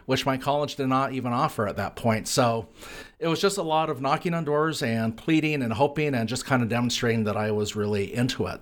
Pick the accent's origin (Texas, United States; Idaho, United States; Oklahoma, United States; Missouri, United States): Idaho, United States; Lewiston; moved away; my hometown of Lewiston, Idaho